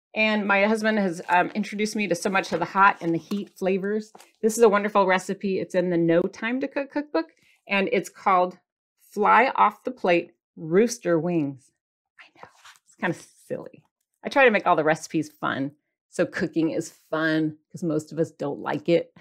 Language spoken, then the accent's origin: English; Michigan, United States; now in California, United States; I'm from Michigan, and we had Chi Chi's restaurant